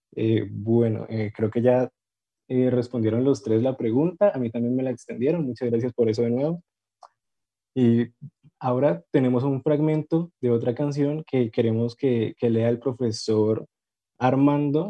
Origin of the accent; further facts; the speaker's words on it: Popayán, Cauca, Colombia; yo soy de Popayán